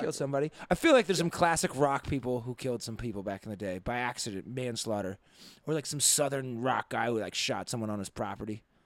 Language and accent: English; Nevis, St. Kitts & Nevis; moved away; growing up in Nevis, right, in the West Indies